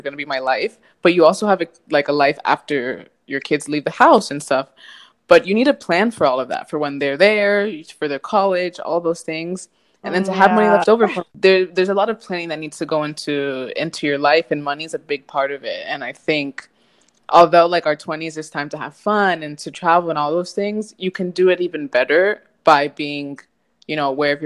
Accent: United States; moved away as an adult; now in Spain; being an American

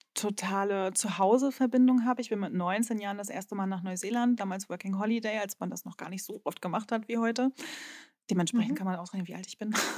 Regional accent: Rostock, Mecklenburg-Vorpommern, Germany; accent: Norddeutsche; moved away as an adult; also born or lived in Berlin; meine Heimatstadt Rostock

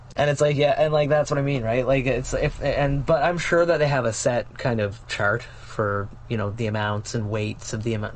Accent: Canada; as a Canadian

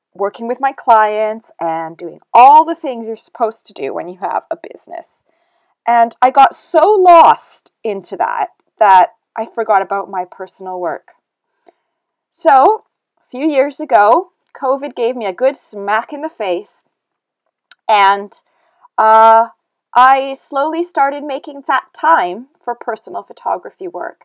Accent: Canada; moved away as an adult; now in United Kingdom; I was born and raised in Canada

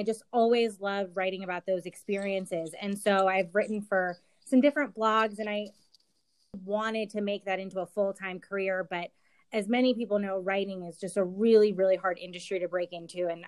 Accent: New Jersey, United States; I grew up in New Jersey and have spent most of my time on the East

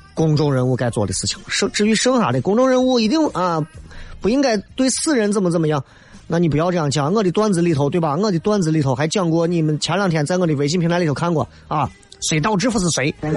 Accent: Xi'an, Shaanxi, China; 我是个西安人

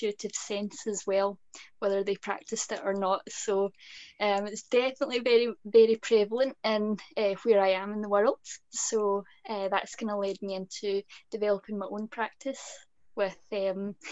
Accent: Scotland, United Kingdom; being Scottish

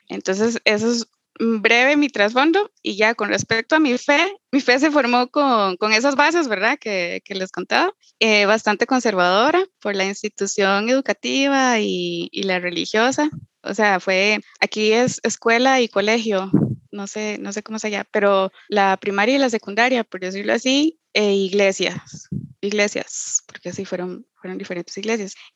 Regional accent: Costa Rica; bueno, soy, soy tica y soy de ascendencia peruana, quechua.

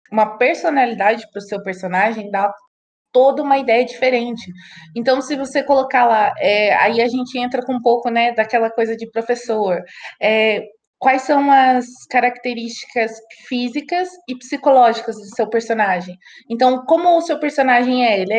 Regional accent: São Paulo, Brazil; porque a Gabi é do Rio de Janeiro, eu sou de São Paulo.

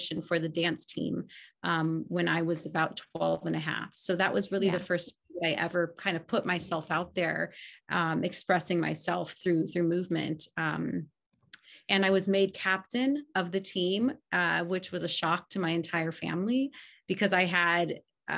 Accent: Los Angeles, California, United States; also born or lived in Kansas City, Missouri; I was born in Kansas City, Missouri, and moved to the Los Angeles area when I was 2 years old.

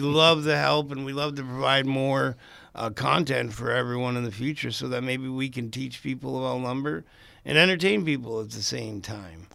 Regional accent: International Falls, Minnesota, United States; moved away; also born or lived in Twin Cities, Minnesota; I'm originally from International Falls, Minnesota. I came up, I, I was actually born in the Twin Cities, but I came up here

